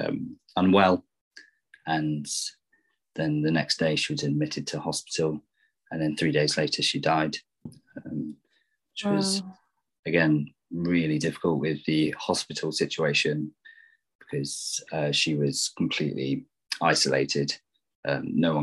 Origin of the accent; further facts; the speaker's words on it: North Cornwall, South West England, United Kingdom; moved away as an adult; now in Bristol, United Kingdom; I grew up in North Cornwall, where I lived until I was 21. And then I moved to Bristol